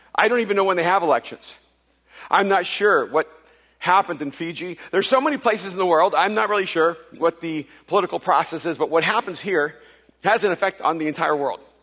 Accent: El Salvador; now in United States; I wasn't born in this country. I'm from El Salvador, and so I'm an immigrant

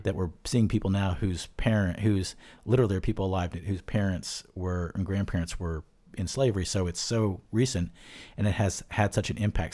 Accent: Bucks County, suburban Philadelphia, Pennsylvania, United States; I grew up in suburban Philadelphia

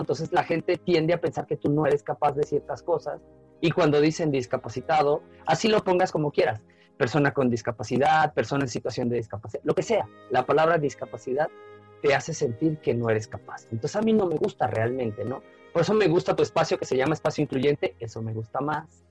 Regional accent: Venezuela; moved away as an adult; now in Mexico; Yo soy latinoamericano, soy caribeño, soy de Venezuela

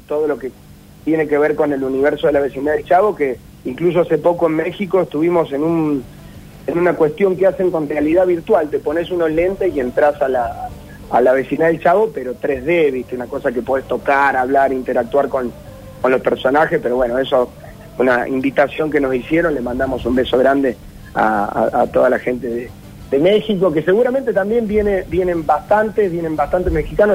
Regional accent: Córdoba, Argentina

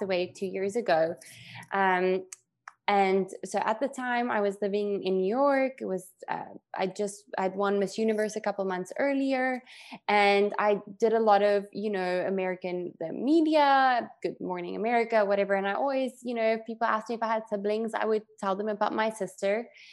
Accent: South Africa; moved away; growing up in South Africa

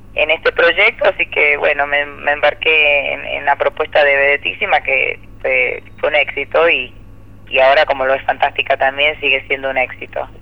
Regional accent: Ecuador; moved away as an adult; also born or lived in United States; now in Argentina; yo soy ecuatoriana

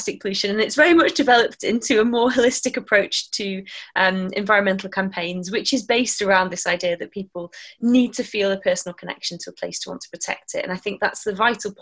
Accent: near Manchester, North West England, United Kingdom; moved away as an adult; also born or lived in Plymouth, Devon; I grew up near Manchester

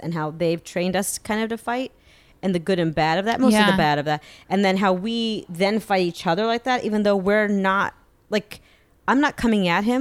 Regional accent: Massachusetts, United States; I'm from Massachusetts.

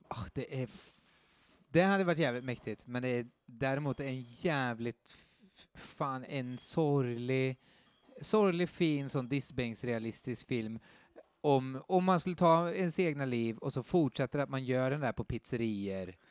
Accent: Skara, Västra Götaland, Sweden; jag är från Skara

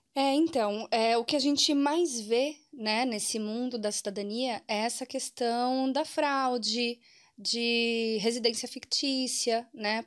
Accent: Brazil

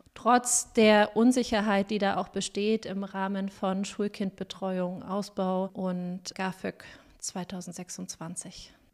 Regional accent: Weimar, Thuringia, Germany; moved away as an adult; also born or lived in Jena; now in Coburg, Germany; Ich stamme eigentlich aus Weimar, habe in Jena Erziehungswissenschaft und Psychologie studiert

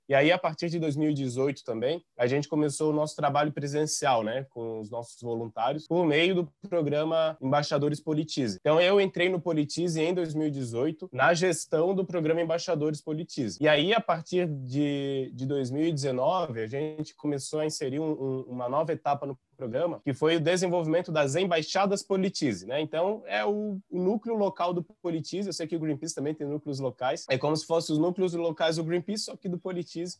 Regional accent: São João Batista, Santa Catarina, Brazil; now in Florianópolis, Brazil; Eu não sou natural de Florianópolis, eu sou natural de São João Batista

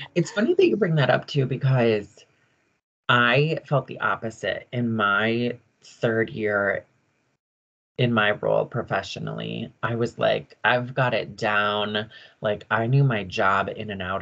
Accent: Michigan, United States; moved away as an adult; also born or lived in Upper Peninsula, Michigan / Sioux Falls / Colorado; everyone in Michigan, like, knew …. They all knew that I was very Finnish. They knew my family in my hometown

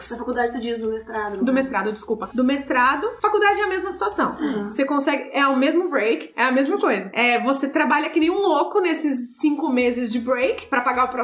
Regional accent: Brazil; moved away; como a gente vem do Brasil

